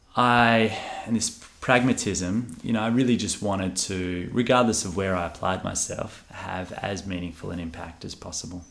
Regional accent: Western Australia, Australia; We're so fortunate to be from this region

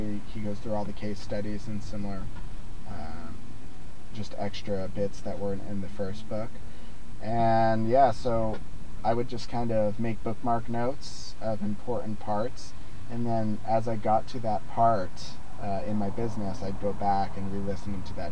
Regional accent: Rio Rancho, New Mexico, United States; moved away; also born or lived in Vancouver; my hometown of Rio Rancho, New Mexico

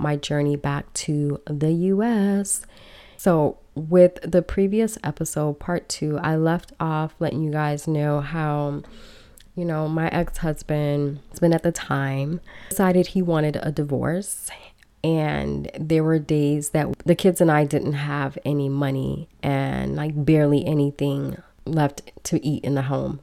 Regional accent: Belize; now in United States; I am originally from Belize. I was brought to the country illegally, and I spent many years here undocumented

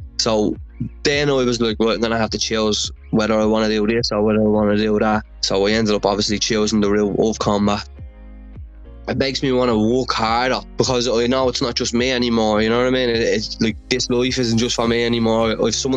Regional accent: Dublin, Leinster, Ireland; I grew up in Dublin One, which is Dublin city centre

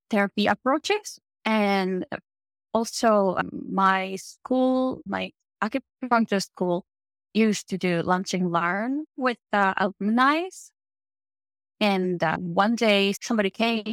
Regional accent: Japan; English is a second language; moved away as an adult; also born or lived in Italy; now in Los Angeles, United States; I am from Japan. Born and grew up in Japan. Lived there for until mid-30s.

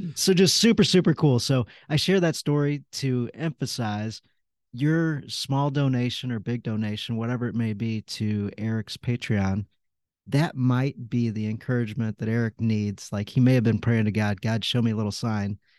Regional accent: St. Louis, Missouri, United States; I grew up in St. Louis. I've been here all my life.

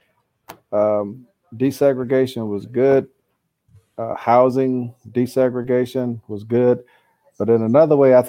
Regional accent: St. Louis, Missouri, United States; also born or lived in Kansas; born and raised in St. Louis

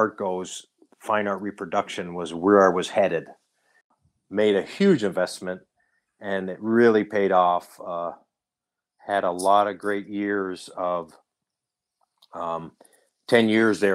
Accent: Yatesville, Pennsylvania, United States; I grew up in Yatesville, Pennsylvania

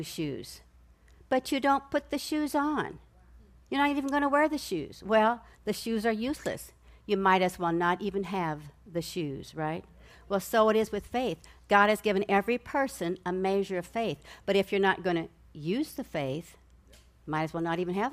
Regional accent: Nebraska, United States; I grew up in Nebraska. I'm a Cornhusker, and I lived in the country

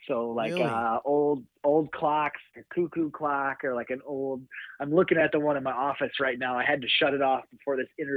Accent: South Dakota, United States; also born or lived in Kentucky; I'm born and raised in South Dakota

